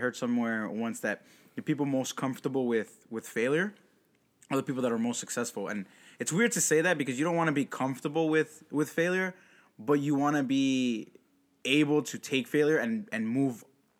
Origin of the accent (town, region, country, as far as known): Puerto Rico; born or raised there